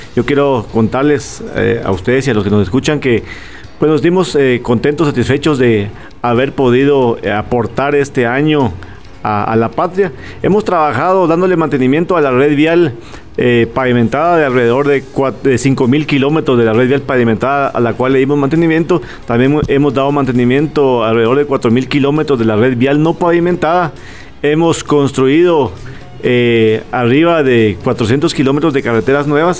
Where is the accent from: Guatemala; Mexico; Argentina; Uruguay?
Guatemala; Nosotros como guatemaltecos, pues tenemos los principios de poder compartir con familia